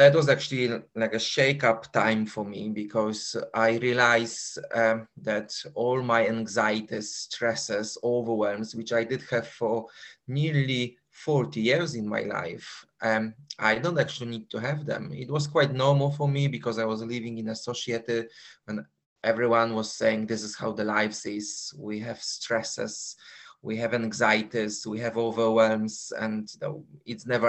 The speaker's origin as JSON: {"language": "English", "country": "Poland", "tie": "born or raised there", "also_born_or_lived": "London, United Kingdom", "accent": "Polish", "moved": "as an adult", "said": "Because I was born in Poland and I was living in Poland for 21 years."}